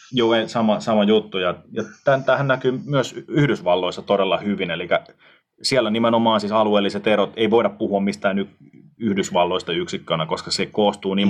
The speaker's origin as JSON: {"language": "Finnish", "town": "Tampere", "region": "Pirkanmaa", "country": "Finland", "tie": "born or raised there", "moved": "as an adult", "said": "Mä oon kotoisin siis mm. Suomen yhdestä suurimmasta kaupungista Tampereelta ja mm. melkein koko elämäni asunut siis kaupungissa."}